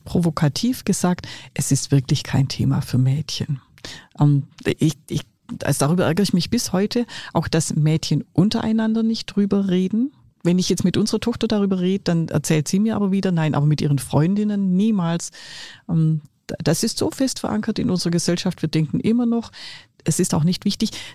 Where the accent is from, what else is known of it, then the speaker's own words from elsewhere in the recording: Swabia, Germany; accent: Swabian dialect; ich bin Schwäbin